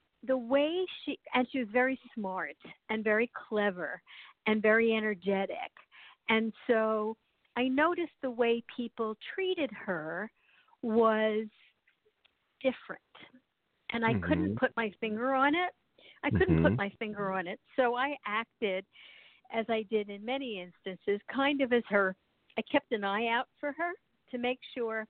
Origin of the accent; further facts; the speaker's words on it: New York City, New York, United States; moved away as an adult; Initially, I grew up in New York City, and then I moved up into a rural area in New